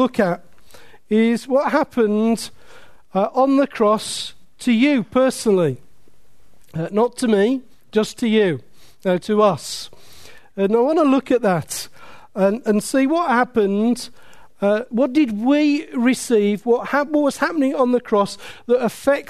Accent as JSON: {"language": "English", "town": "Willenhall", "region": "West Midlands", "country": "United Kingdom", "tie": "born or raised there", "said": "I was brought up in Willenhall"}